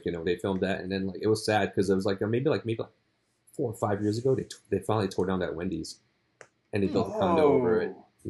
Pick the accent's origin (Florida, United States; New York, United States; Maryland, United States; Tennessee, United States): New York, United States; New York City; now in Manhattan, United States; I grew up, so you know, I'm pretty old, so you know. And like, you know, I grew up in Queens. The part of Queens at Elmhurst